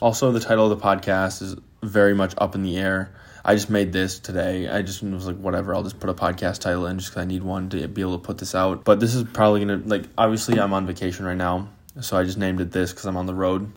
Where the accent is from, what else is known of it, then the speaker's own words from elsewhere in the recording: Green Bay, Wisconsin, United States; I'm from Green Bay, Wisconsin